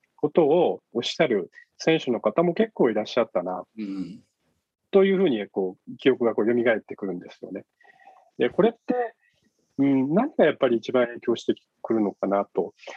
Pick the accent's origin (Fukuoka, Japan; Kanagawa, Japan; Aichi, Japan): Fukuoka, Japan; Yame; now in Fukuoka, Japan; 福岡県、生まれは、あの、8つの女と書いて、やめっていうですね、はいえー、 お 茶が、お茶で有名なところ なんですけれども、はい、ねは い、あの、そこで生まれ育ちました